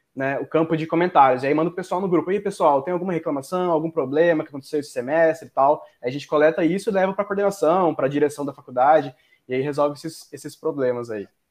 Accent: Mato Grosso, Brazil; Eu sou de outro estado, na real. Eu sou de Mato Grosso

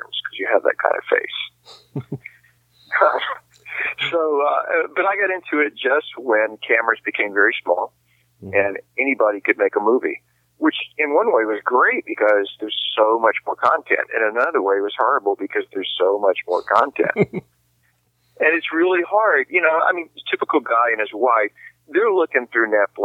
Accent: the South, United States; I grew up in the South

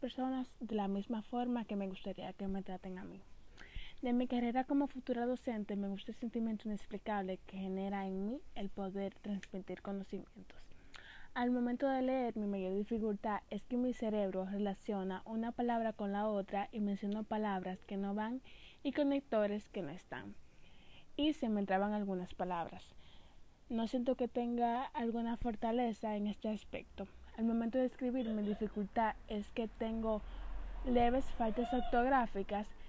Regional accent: Santiago, Dominican Republic; soy de Santiago, República Dominicana.

